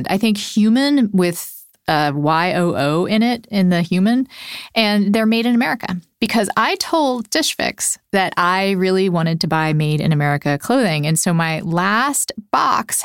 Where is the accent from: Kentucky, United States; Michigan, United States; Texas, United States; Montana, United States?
Texas, United States; also born or lived in Puerto Rico; now in Minnesota, United States; I lived most of my life in Texas. I was born in Puerto Rico